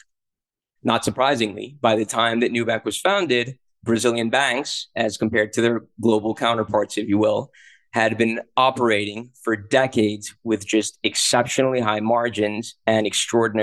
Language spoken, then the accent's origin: English; Colombia; I grew up in Colombia and I've got a pretty good understanding of Latin American culture